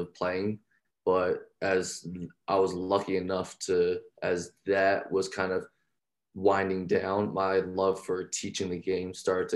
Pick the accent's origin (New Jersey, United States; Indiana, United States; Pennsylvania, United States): New Jersey, United States; Deptford; I'm originally from South Jersey, small town called Deptford.